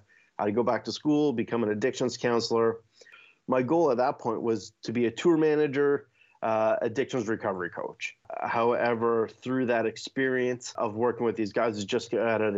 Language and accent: English; Hamilton, Ontario, Canada; I started off as a drummer growing up in Hamilton